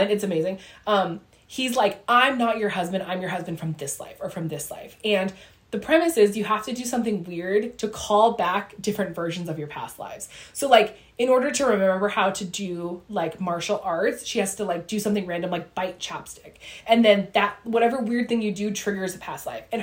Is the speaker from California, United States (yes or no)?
yes; Ramona, California, United States; We grew up in Ramona in San Diego.